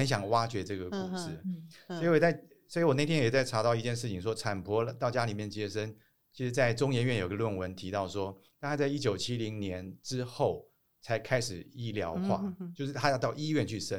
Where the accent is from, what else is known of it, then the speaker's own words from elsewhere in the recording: Yangmei, Taoyuan, Taiwan; 是，是桃园杨梅桃寿新村，